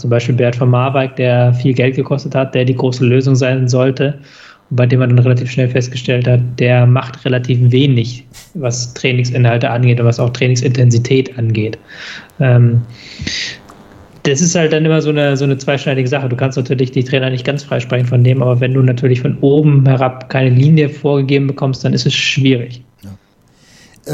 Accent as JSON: {"language": "German", "region": "Hamburg", "country": "Germany", "said": "ich als Hamburger"}